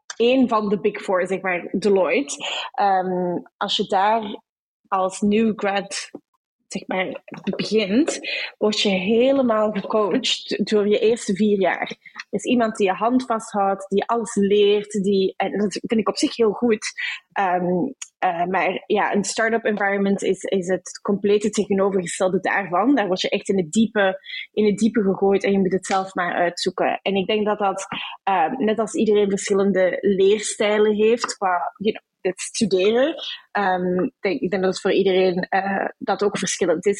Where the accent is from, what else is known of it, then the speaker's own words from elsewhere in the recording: Brussels, Brussels-Capital Region, Belgium; moved away as an adult; also born or lived in Amsterdam, Netherlands; now in Sydney, Australia; Ik ben opgegroeid in Brussel